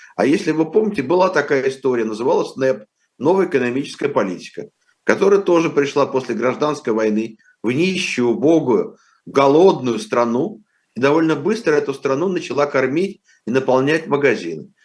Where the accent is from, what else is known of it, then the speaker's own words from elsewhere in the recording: Moscow, Russia; я вырос в 50-х годах в Москве